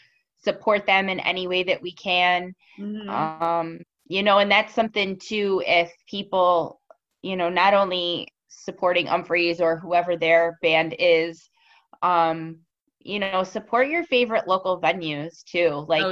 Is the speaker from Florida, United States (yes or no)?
no; North Carolina, United States; now in Buffalo, United States; My mom was born and raised in Buffalo, but I was born and raised in North Carolina.